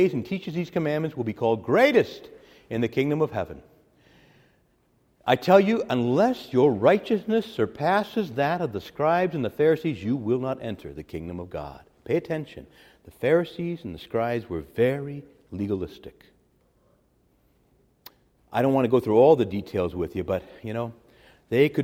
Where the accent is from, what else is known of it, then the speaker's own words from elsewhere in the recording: Chicago, Illinois, United States; I got born in Chicago, Illinois. I'm an American